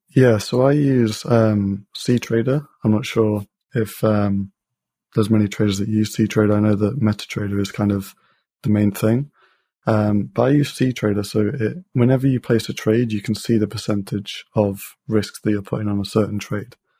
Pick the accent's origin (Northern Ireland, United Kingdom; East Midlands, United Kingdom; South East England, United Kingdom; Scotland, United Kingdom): East Midlands, United Kingdom; Leicester; I'm from Leicester in the U K